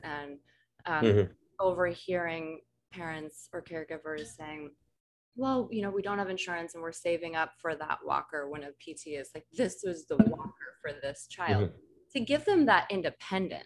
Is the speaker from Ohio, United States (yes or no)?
no; Colorado, United States; Growing up in Colorado